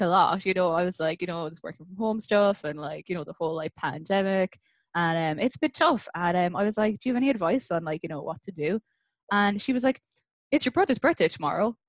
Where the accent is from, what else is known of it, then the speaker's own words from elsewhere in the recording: Ireland; moved away as an adult; now in Vancouver, Canada; I'm originally from Ireland, and I've been in Vancouver since like 2016